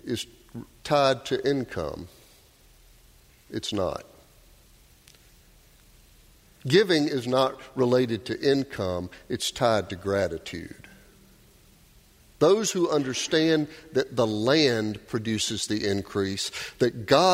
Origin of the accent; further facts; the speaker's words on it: Doraville, Georgia, United States; Melissa and I grew up in Doraville